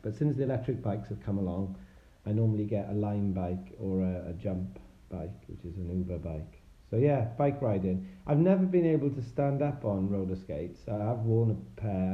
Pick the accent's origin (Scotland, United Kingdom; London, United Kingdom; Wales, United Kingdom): Wales, United Kingdom; now in Bath, United Kingdom; I'm originally from Wales, but uh, these days I live in uh, in Bath, the um, World Heritage City in Somerset